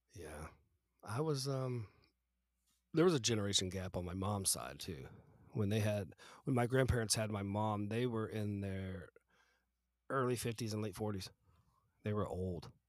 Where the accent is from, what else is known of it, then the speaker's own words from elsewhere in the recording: the South, United States; moved away; I grew up in the South